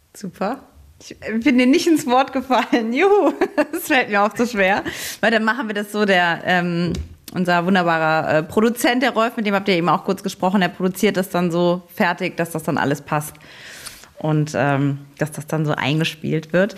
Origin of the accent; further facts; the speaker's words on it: Saarbrücken, Saarland, Germany; ich komme ja aus Saarbrücken, aus dem Saarland.